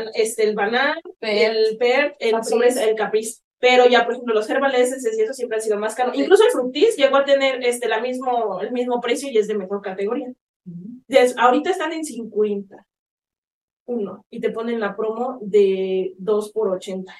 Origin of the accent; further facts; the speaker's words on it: Mexico; muchos mexicanos como yo